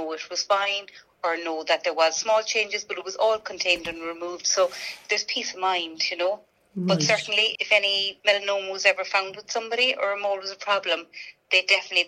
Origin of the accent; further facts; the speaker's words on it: Ireland; we as Irish people with fair skin